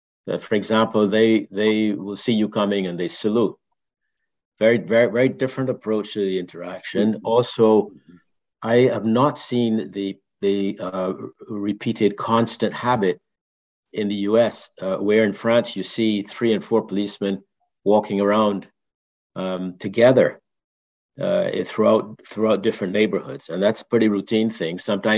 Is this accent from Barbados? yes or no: yes; Barbados; I grew up in Barbados and there, they still don't have a routine thing of all the policemen carrying weapons, carrying guns.